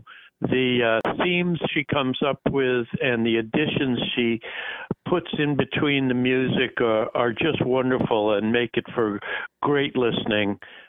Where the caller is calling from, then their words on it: Sag Harbor, New York, United States; I'm calling from Sag Harbor